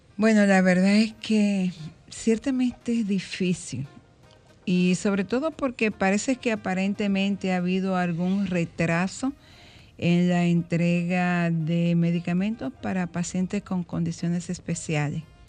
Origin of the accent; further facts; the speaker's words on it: Dominican Republic; Me siento orgullosamente dominicana